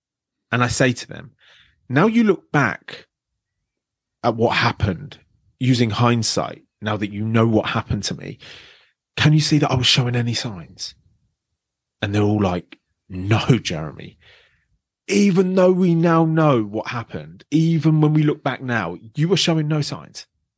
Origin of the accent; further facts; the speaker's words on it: London, United Kingdom; I grew up in the outskirts of London.